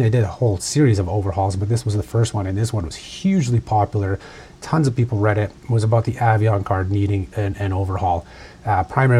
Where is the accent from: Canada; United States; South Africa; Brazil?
Canada